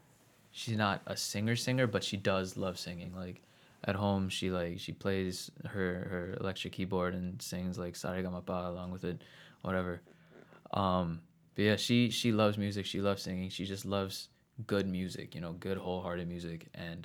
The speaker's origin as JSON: {"language": "English", "region": "New Jersey", "country": "United States", "tie": "born or raised there", "also_born_or_lived": "Queens, United States", "said": "Yeah, pretty much. But yeah, so we moved to Central New Jersey when I was like 6."}